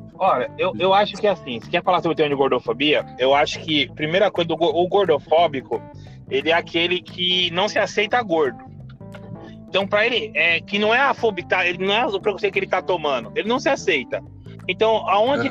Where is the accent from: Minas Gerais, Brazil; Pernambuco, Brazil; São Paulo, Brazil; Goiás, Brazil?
São Paulo, Brazil; Guaianazes; Sou de Guaianazes